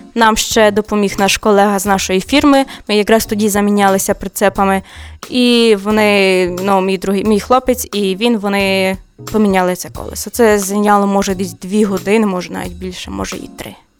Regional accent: Ukraine; moved away as an adult; я з України

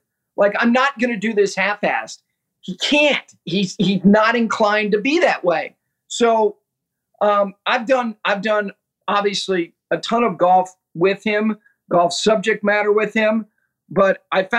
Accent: Ridgewood, New Jersey, United States; while I and my two sisters were growing up in Ridgewood, New Jersey

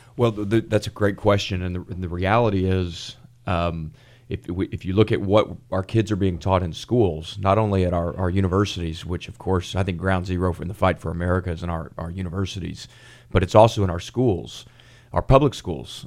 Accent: Collin County, Texas, United States; having been born and raised in Collin County

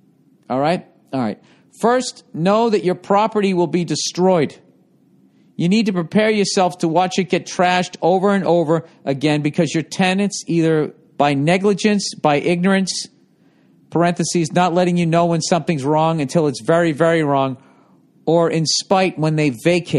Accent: Ohio, United States; I'm from Ohio.

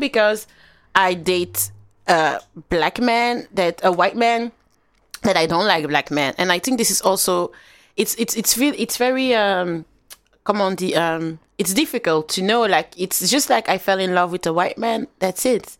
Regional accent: Flanders, Belgium; I grew up in a Flemish area

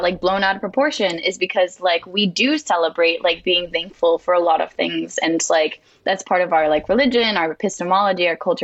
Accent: Martha's Vineyard, Massachusetts, United States; I'm from Martha's Vineyard.

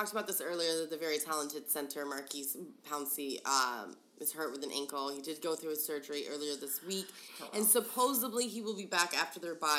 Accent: Denver, Colorado, United States; we come from Denver.

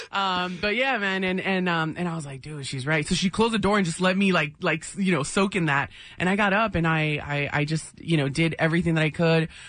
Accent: National City, California, United States; Yeah, yeah, literally at Paradise Valley Hospital.

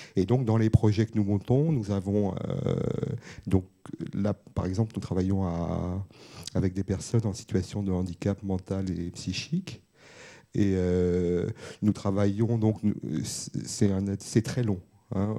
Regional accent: Bobigny, Île-de-France, France; je venais de Bobigny

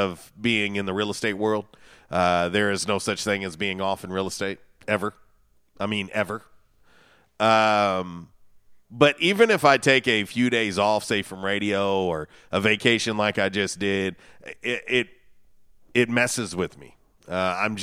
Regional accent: Florida, United States; moved away; I was a kid growing up in Florida

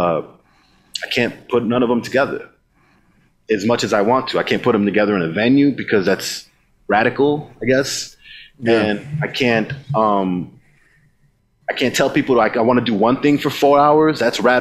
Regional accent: Texas, United States; also born or lived in Elgin; I'm raised Tejano. I wasn't born in Texas. I was born in Elgin. So my family, I just adopted all the Tejano traits growing up

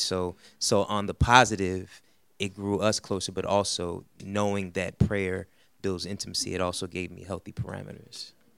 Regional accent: New York City, New York, United States; I'm from Brooklyn

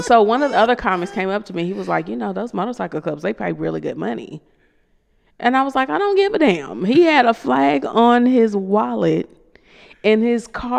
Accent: Kentucky, United States; And I'm from Kentucky.

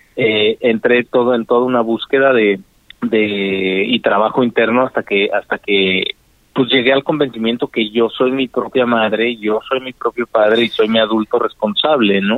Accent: Mexico; also born or lived in Washington, D.C., United States; yo crecí toda mi vida en México entre Cela, entre Querétaro y Celaya

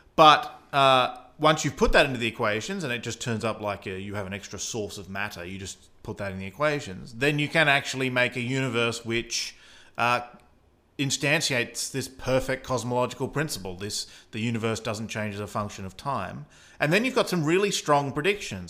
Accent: Australia; accent: Australian; that's my Australian accent

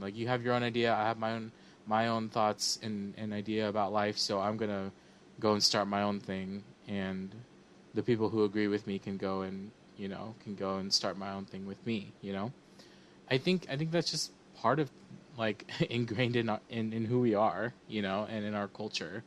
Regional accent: Sacramento, California, United States; moved away; also born or lived in Illinois; we grew up in Sacramento, South Sacramento, and it was super diverse

